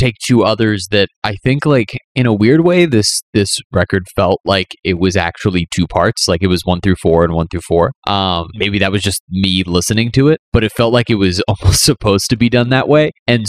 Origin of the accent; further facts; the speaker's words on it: East Coast, United States; growing up on the East Coast, it was always like New York was like the destination.